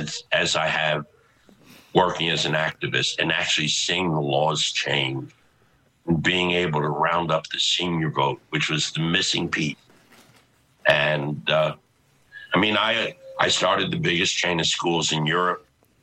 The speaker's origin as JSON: {"language": "English", "town": "Philadelphia", "region": "Pennsylvania", "country": "United States", "tie": "born or raised there", "said": "my partner, who I grew up with in Philly"}